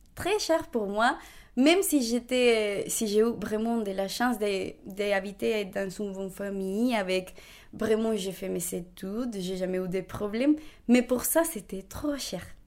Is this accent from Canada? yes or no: no; Bogotá, Bogotá Capital District, Colombia; French is a second language; moved away as an adult; now in Rennes, France; Je suis née à Bogota, donc la capitale de la Colombie